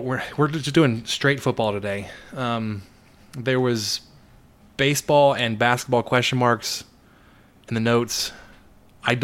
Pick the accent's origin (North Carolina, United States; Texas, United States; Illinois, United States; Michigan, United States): Texas, United States; Dallas; moved away; also born or lived in Mesquite, Texas; I grew up in the Dallas area, so I went to the Dallas Zoo and Fort Worth Zoo fairly regularly